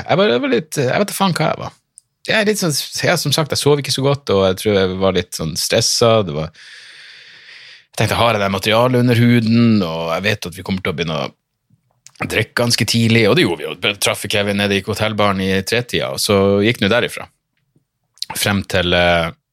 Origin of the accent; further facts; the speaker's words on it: Narvik, Nordland, Norway; also born or lived in Bodø; Jeg bare Narvik